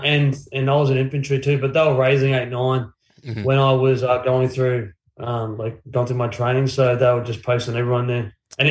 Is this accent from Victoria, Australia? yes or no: no; Brisbane, Queensland, Australia; also born or lived in Innisfail, Queensland; I was born in Innisfail, North Queensland, but I basically grew up here in Brizzy, went to school here in Brizzy, went to Padua, which is a school here on the north side, all boys school.